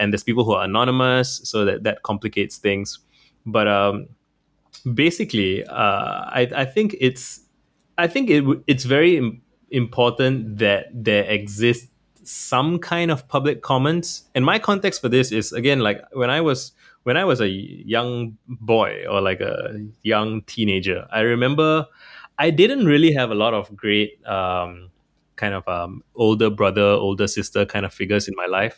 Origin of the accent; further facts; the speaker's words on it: Singapore; I'm from Singapore